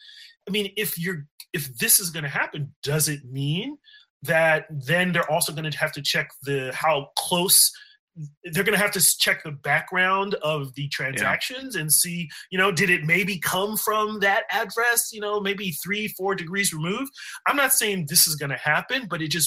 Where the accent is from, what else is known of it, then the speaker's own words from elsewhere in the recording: California, United States; also born or lived in Bay Area; now in DC area, United States; I'm from California